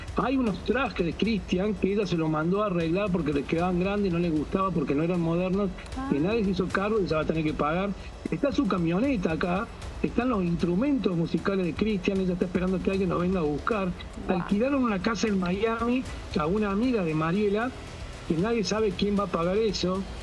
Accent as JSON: {"language": "Spanish", "region": "Córdoba", "country": "Argentina", "also_born_or_lived": "Villa Carlos Paz"}